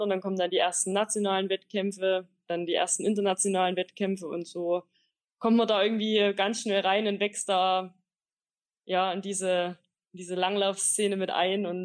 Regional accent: Bockau, Saxony, Germany; Also ich komme ursprünglich aus Bockau, das ist mein Heimatdorf im Erzgebirge.

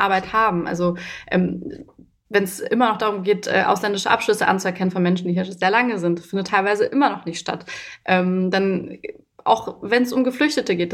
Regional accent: Germany; also born or lived in Romania / Berlin; obwohl ich ja auch schon von klein auf in Deutschland bin

